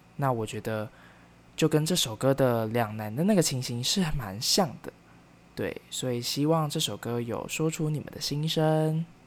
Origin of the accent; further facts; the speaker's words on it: Kaohsiung, Taiwan; moved away as an adult; also born or lived in Taipei; 高雄，也是我的家乡